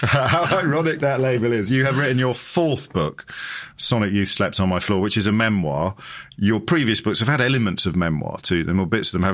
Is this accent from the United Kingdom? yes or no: yes; Kidderminster, West Midlands, United Kingdom; I grew up in Kidderminster